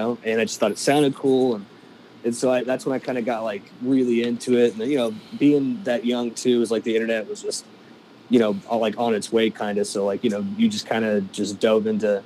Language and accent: English; Charleston, South Carolina, United States; moved away as an adult; also born or lived in Nashville; I'm from Charleston, South Carolina